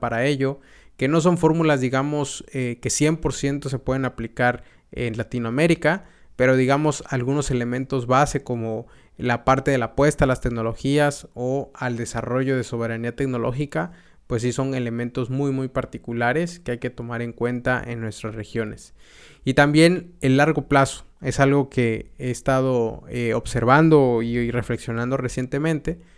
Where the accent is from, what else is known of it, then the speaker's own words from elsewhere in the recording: Mexico; also born or lived in United States; cuando me fui de México, estuve viajando a Estados Unidos